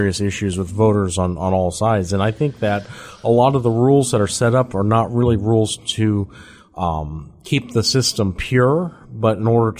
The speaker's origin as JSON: {"language": "English", "region": "Minnesota", "country": "United States", "moved": "yes", "lives_now": "Georgia, United States", "said": "I'm from Minnesota originally."}